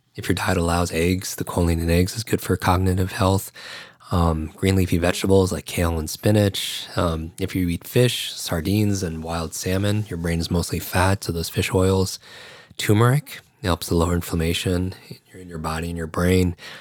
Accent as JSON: {"language": "English", "region": "Northeast", "country": "United States", "tie": "born or raised there", "also_born_or_lived": "New York / Chicago", "said": "I grew up in the Northeast"}